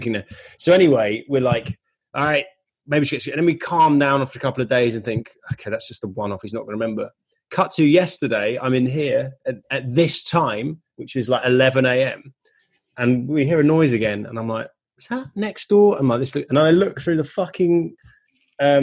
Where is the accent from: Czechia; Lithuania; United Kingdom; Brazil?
United Kingdom; now in California, United States; I'm British